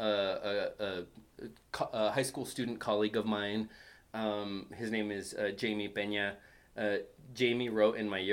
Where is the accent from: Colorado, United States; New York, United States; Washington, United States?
Colorado, United States; Greeley; also born or lived in Fort Collins, Colorado; being a kid from Greeley, I wanted to get out of Greeley.